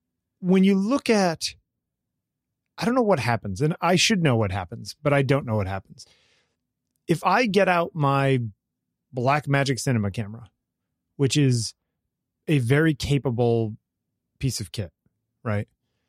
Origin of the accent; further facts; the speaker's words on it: New York, United States; even though I grew up in New York and lots of shows there.